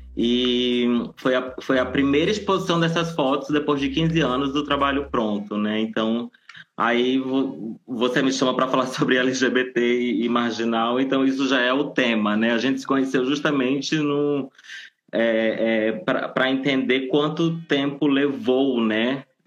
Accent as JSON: {"language": "Portuguese", "town": "Nova Iguaçu", "region": "Rio de Janeiro", "country": "Brazil", "tie": "born or raised there", "also_born_or_lived": "São Paulo", "moved": "yes", "said": "Eu, eu, eu nasci e vivi é, boa parte, uma, uma boa parte da minha infância em Nova Iguaçu, na Baixada Fluminense"}